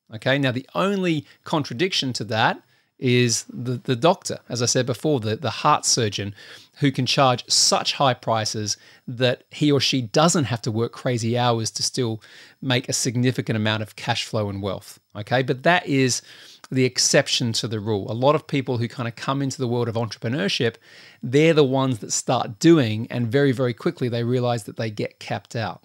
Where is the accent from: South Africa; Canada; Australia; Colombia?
Australia; I'm Australian